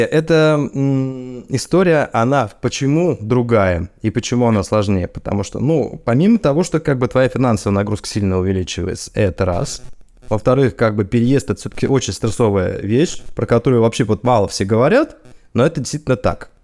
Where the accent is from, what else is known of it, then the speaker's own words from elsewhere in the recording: Russia; moved away as an adult; now in United States; у меня на родине